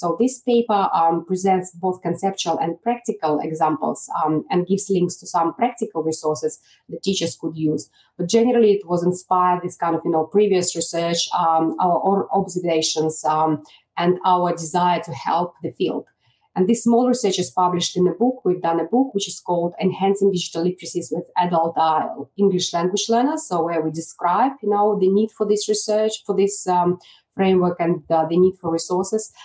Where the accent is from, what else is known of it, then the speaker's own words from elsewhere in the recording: Belarus; English is a second language; moved away as an adult; now in Australia; back home uh, in my country, Belarus, which is in Eastern Europe